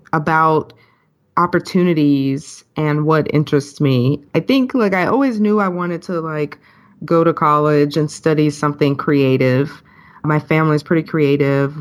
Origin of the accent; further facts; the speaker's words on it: Memphis, Tennessee, United States; moved away; I'm originally from Memphis, Tennessee